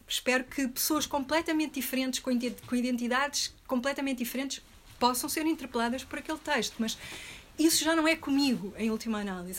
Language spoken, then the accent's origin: Portuguese; Portugal; also born or lived in Rio de Janeiro; eu sou portuguesa, europeia, branca